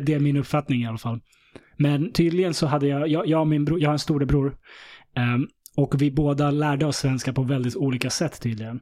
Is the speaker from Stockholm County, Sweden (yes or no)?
yes; Stockholm, Stockholm County, Sweden; jag växte upp i Vällingby